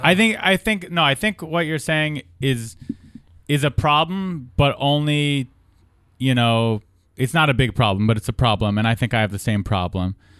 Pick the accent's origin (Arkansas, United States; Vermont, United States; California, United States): California, United States; being born and raised in California